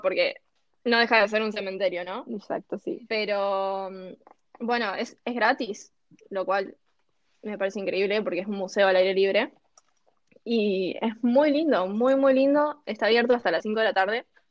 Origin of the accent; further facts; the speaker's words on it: Santa Rosa, La Pampa, Argentina; yo soy pampeana, soy de Santa Rosa